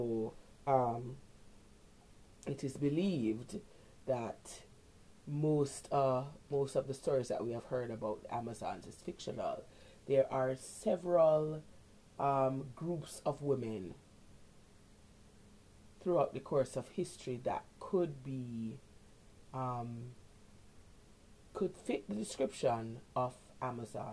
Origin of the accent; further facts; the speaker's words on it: Jamaica; growing up in Jamaica